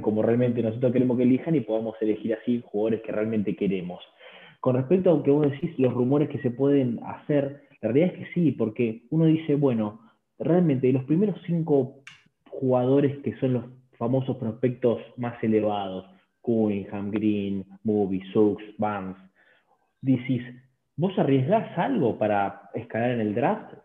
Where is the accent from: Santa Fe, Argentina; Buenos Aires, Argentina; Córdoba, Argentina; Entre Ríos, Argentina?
Buenos Aires, Argentina; desde Buenos Aires, Argentina.